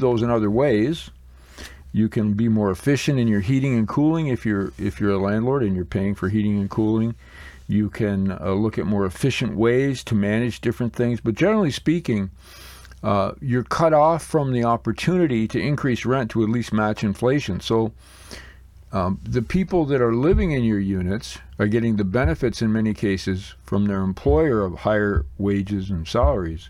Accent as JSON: {"language": "English", "town": "Blenheim", "region": "Ontario", "country": "Canada", "tie": "born or raised there", "said": "I took a look at my hometown here in Blenheim, Ontario, Canada"}